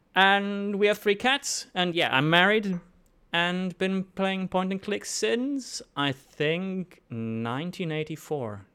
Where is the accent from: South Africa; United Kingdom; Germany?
Germany; moved away as an adult; also born or lived in Sydney, Australia; now in Melbourne, Australia; I'm originally from Germany